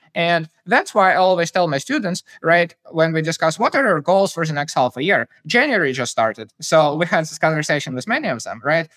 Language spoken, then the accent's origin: English; Kyiv, Ukraine; I grew up in Kyiv, the capital of Ukraine